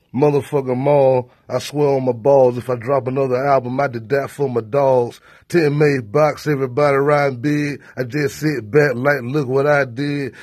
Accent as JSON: {"language": "English", "town": "Tallahassee", "region": "Florida", "country": "United States", "said": "I'm from Tallahassee, Florida, man. I'm from the outskirts a little bit."}